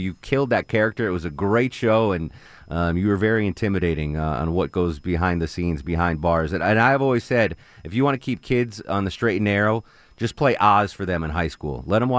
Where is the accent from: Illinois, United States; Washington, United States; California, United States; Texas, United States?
Texas, United States; Growing up in Texas, in quotes, who do people from Texas make fun of?